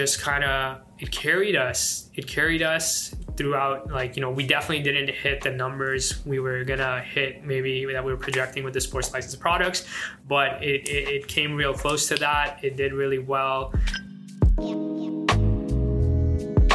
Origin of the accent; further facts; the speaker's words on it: Afghanistan; moved away; I'm from Afghanistan